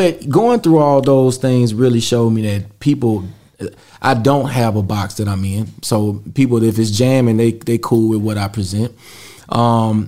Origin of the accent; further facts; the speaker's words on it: Mississippi, United States; I'm from Mississippi